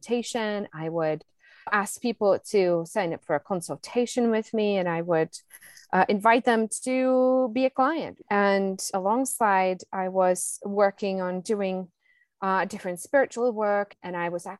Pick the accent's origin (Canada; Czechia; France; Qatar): Czechia; moved away; I'm originally from the Czech Republic